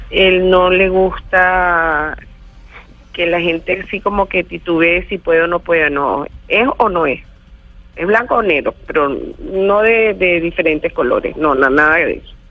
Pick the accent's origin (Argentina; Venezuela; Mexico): Venezuela; en Venezuela, esta es mi, mi tierra, este es mi país y yo estoy sembrado en Venezuela. Y yo nunca he pensado realmente en irme.